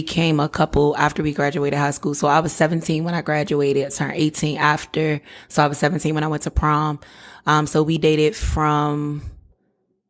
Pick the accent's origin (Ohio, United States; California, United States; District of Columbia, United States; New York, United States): District of Columbia, United States; Washington; I was born and raised in Washington, D.C., Southeast